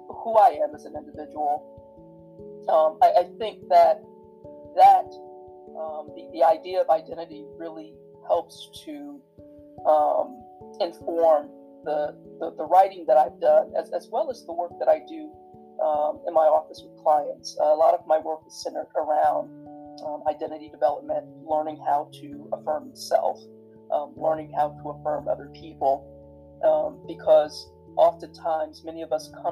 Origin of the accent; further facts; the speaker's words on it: the South, United States; my life growing up in the South